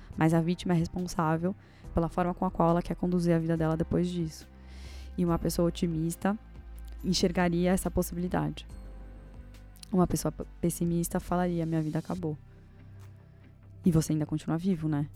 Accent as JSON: {"language": "Portuguese", "country": "Brazil", "tie": "born or raised there", "said": "eu nasci no Brasil e não nasci no Afeganistão"}